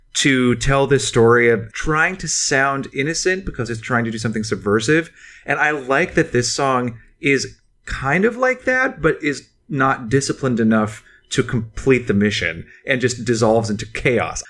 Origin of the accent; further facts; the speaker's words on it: United States; as an American who didn't leave the country really at this time in my life